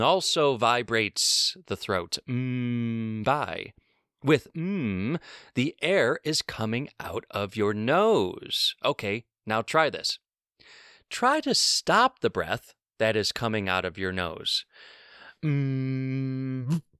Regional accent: New York, United States; I was born and raised in New York

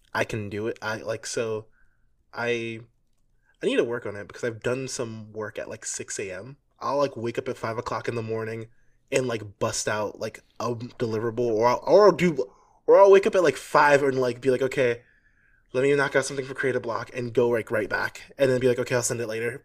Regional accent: New York City, New York, United States; moved away; I'm from New York City, but I didn't live here for a long time

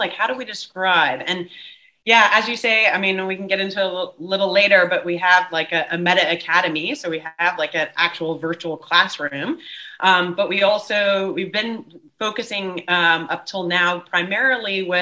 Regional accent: United States; moved away as an adult; now in Cape Town, South Africa; I'm American, but moved nearly 17 years ago, actually, to South Africa

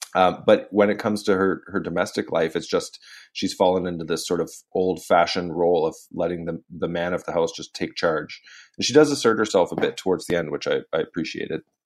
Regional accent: Canada; I'm Canadian

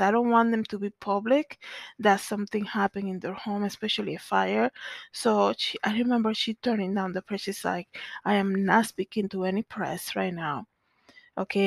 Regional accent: Santo Domingo, Distrito Nacional, Dominican Republic; growing up in Zona Colonial in the Dominican Republic

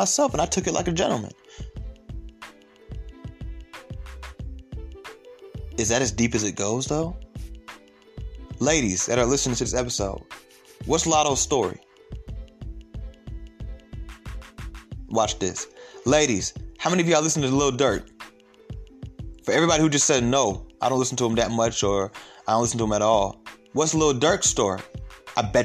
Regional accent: Atlanta, Georgia, United States; I'm from Atlanta.

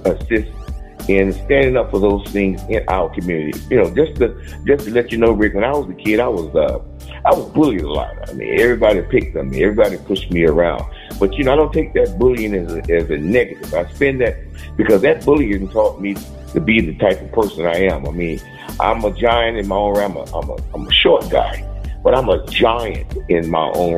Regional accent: Homestead, Florida, United States; I grew up in a homestead, Florida city.

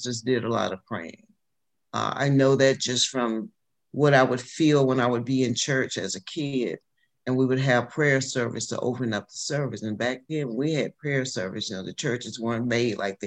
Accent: Alabama, United States; moved away as an adult; also born or lived in Washington, D.C. / North Carolina / Detroit; I'm from Alabama.

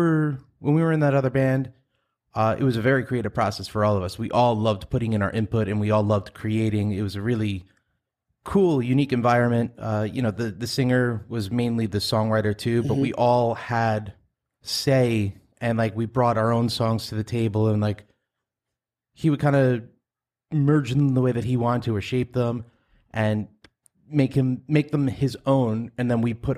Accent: Farmingdale, New York, United States; also born or lived in Massapequa / Huntington / Patchogue; I grew up in Farmingdale, lived over in Massapequa, then Huntington, then Patchogue. And now I'm back here in Farmingdale.

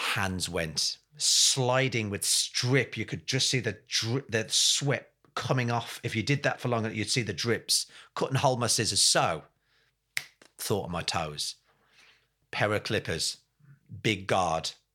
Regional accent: England, United Kingdom; also born or lived in Ireland (ancestry) / Brixton / Essex; I'm from England

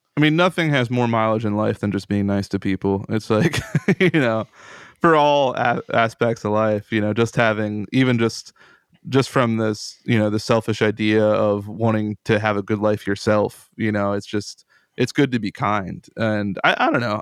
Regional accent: Central Pennsylvania, United States; I'm from Central Pennsylvania.

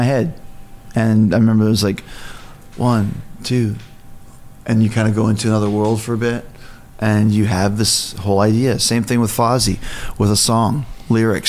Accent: Canada; I'm from Canada

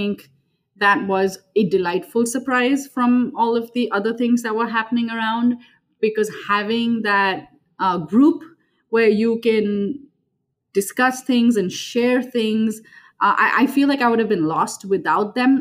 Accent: Mumbai, Maharashtra, India; moved away as an adult; now in Minneapolis, United States; I was born and raised in Mumbai, India, and currently reside in Minneapolis, Minnesota with my husband

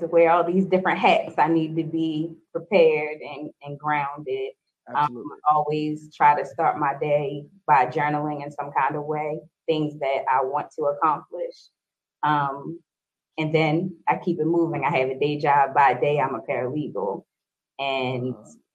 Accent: Baltimore, Maryland, United States; I am born and raised in Baltimore

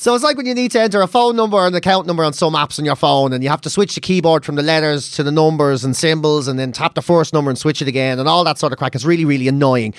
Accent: Ireland; growing up being Irish

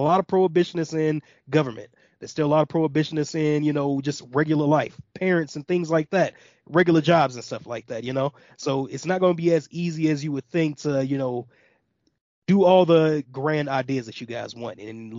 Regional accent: Midwest, United States; like I said, I'm from the Midwest.

